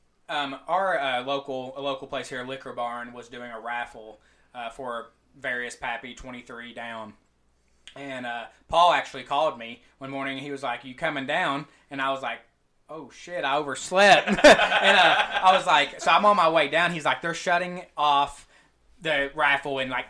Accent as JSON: {"language": "English", "town": "Pikeville", "region": "Kentucky", "country": "United States", "also_born_or_lived": "Lexington, Kentucky", "moved": "yes", "lives_now": "Washington, D.C., United States", "said": "I'm actually from Eastern Kentucky. So it's Pikeville for anybody who knows about Eastern Kentucky. And you'll learn probably say that a little bit more in my accent"}